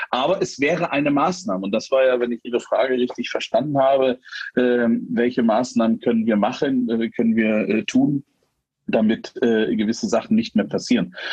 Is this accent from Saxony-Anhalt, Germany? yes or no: yes; Saxony-Anhalt, Germany; Ich bin auf dem Land groß geworden, äh, da hatten wir am Rande der Bode, die kennt, äh, ein kleines Flüsschen im Harz.